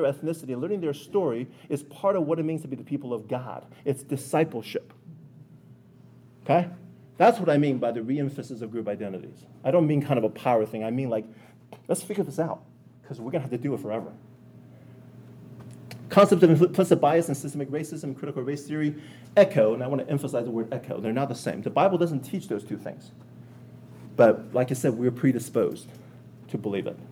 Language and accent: English; United States; Being Chinese American